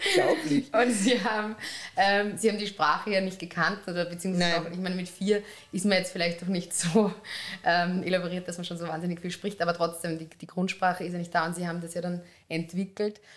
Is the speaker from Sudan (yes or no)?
no; Upper Austria, Austria; now in Vienna, Austria; Ich bin aus Oberösterreich